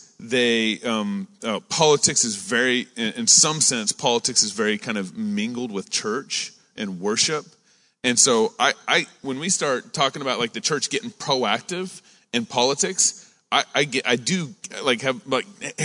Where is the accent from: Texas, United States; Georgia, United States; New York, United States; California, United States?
Texas, United States; I'm from Texas. I grew up in Texas, raised